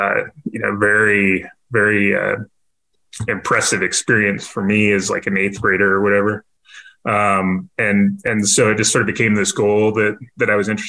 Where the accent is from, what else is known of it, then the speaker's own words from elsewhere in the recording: near Vandenberg Air Force Base, Central California, United States; moved away as an adult; now in San Antonio, United States; So I grew up near an Air Force base called Vandenberg Air Force Base, in Central California by Santa Barbara.